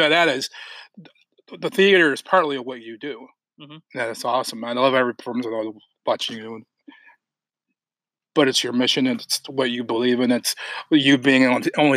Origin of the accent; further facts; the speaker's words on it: Alpena, Michigan, United States; growing up in Alpena, and then spending my summers in Detroit.